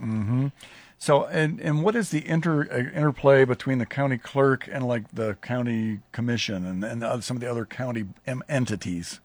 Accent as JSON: {"language": "English", "town": "Lincoln", "region": "Nebraska", "country": "United States", "tie": "born or raised there", "said": "I grew up in Southwest Lincoln"}